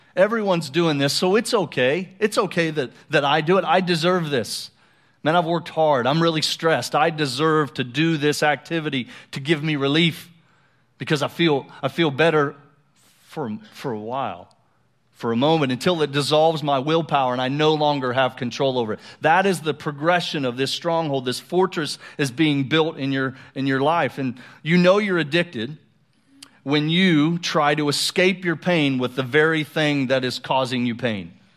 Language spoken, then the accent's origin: English; Colorado, United States; moved away; I grew up in Colorado, uh, for about six years